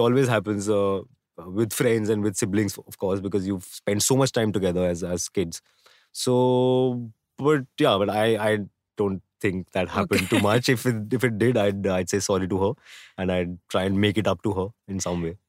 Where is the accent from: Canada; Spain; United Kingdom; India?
India; Delhi; I was born in Delhi